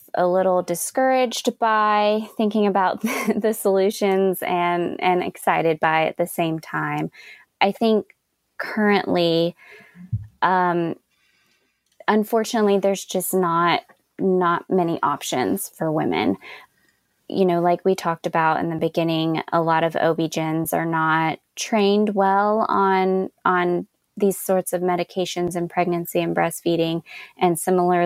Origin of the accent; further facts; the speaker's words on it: Austin, Texas, United States; I'm from Austin, Texas, and in Austin, we have an organization